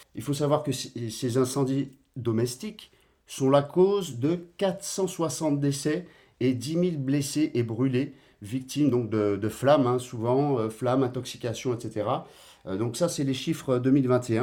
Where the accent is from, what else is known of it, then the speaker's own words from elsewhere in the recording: Guadeloupe; now in Martinique; je suis guadeloupéen de naissance